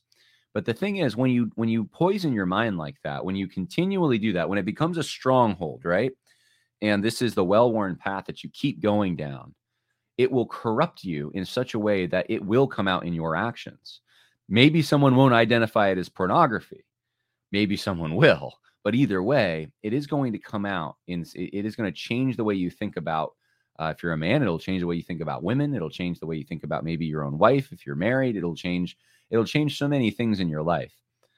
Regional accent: New York, United States; And so I thought that I didn't really sound like a New Yorker. I mean, culturally, I'm not really that New York, but they're definitely growing up here.

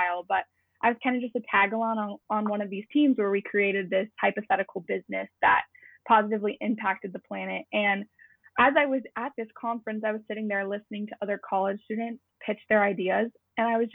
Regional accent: Rapid City, South Dakota, United States; growing up in the Black Hills, that's where I'm from

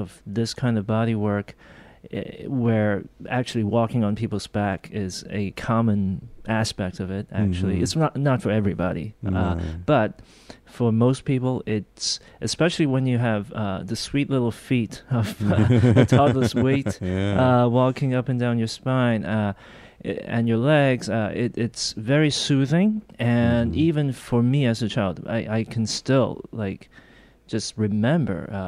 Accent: Hong Kong; moved away; also born or lived in Korea; We actually went to Hong Kong when I was 3 or 4 years old. Okay. My mother's actually Chinese. So we grew up in Hong Kong

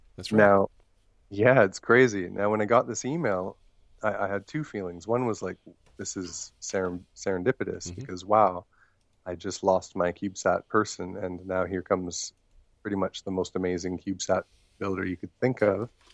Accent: Maple Ridge, British Columbia, Canada; also born or lived in Thailand; my hometown of Maple Ridge

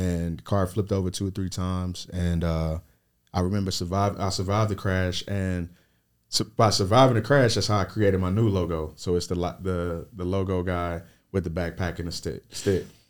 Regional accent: Lexington, Kentucky, United States; I built my brand in Lexington, Kentucky, my hometown.

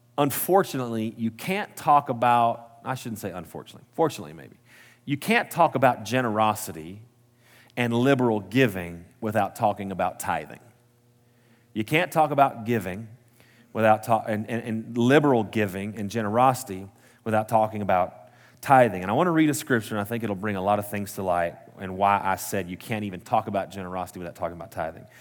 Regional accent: Post, Texas, United States; also born or lived in Midland, Texas; now in Lubbock, United States; was born and raised in Post, Texas, the big city.

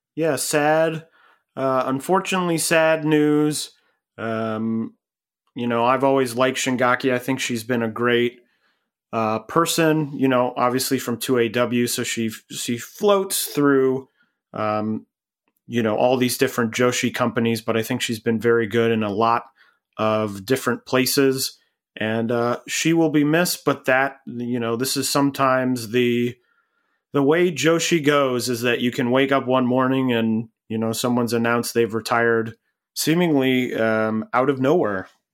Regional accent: Cleveland, Ohio, United States; I grew up in Cleveland

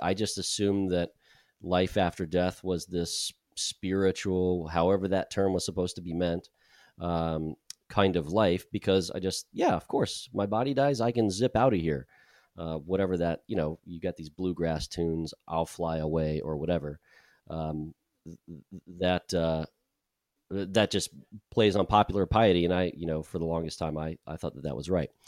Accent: United States; moved away as an adult; I'm American

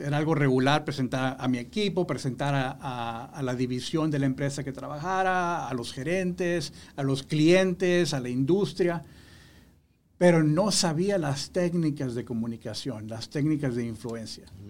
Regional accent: Matamoros, Tamaulipas, Mexico; now in Houston, United States; yo soy originario de México, la ciudad de Matamoros, estado de Tamaulipas, México, frontera con Estados Unidos.

